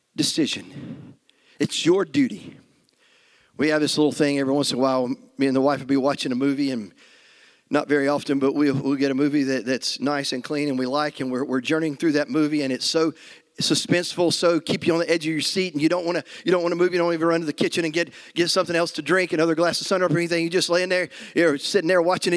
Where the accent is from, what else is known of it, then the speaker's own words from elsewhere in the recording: United States; as American Christians